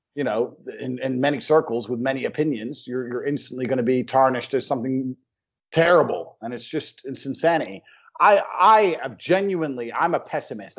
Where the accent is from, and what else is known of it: Luton, East of England, United Kingdom; born or raised there; moved away as an adult; also born or lived in United States / Chicago / Thailand / Slovakia; now in Romania